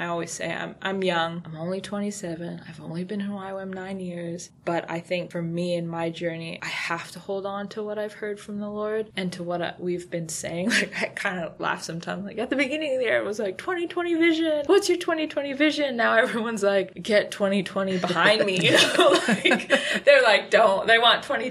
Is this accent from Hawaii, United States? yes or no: yes; Hawaii, United States; moved away as an adult; I didn't like growing up in Hawaii